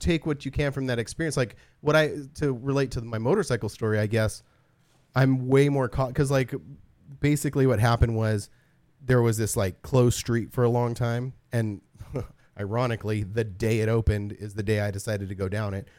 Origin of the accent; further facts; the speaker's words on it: Southern California high desert, United States; growing up in SoCal, in the high desert